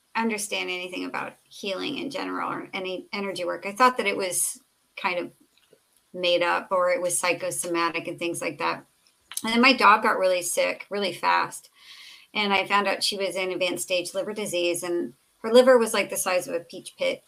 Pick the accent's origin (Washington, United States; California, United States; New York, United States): California, United States; Southern; I grew up in Southern California